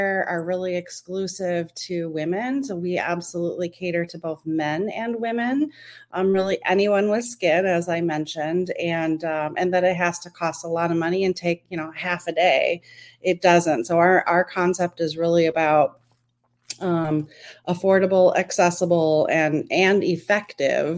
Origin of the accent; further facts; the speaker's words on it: Minneapolis, Minnesota, United States; I'm from the Twin Cities of Minneapolis and St. Paul in Minnesota